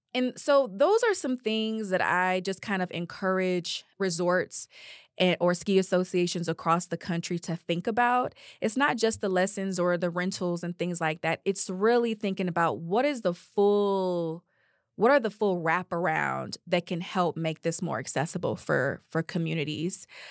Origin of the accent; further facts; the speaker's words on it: Detroit, Michigan, United States; moved away as an adult; also born or lived in Georgia; we moved to Detroit when I was about five years old. That's where all of my family is. And I was raised there up through college